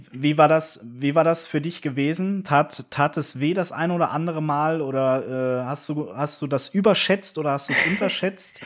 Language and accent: German; Koblenz, Rhineland-Palatinate, Germany; meine Heimatstadt Koblenz